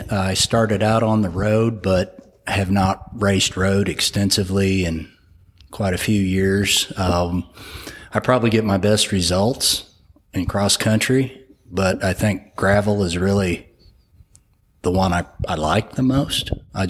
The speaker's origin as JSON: {"language": "English", "region": "Illinois", "country": "United States", "moved": "as an adult", "lives_now": "Norman, United States", "said": "No, I'm originally from Illinois. I've lived in Oklahoma for 17 years."}